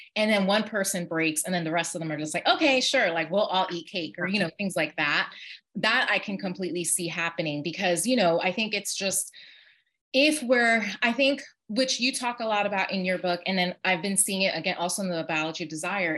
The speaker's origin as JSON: {"language": "English", "region": "New York", "country": "United States", "tie": "born or raised there", "said": "I was born and raised in New York"}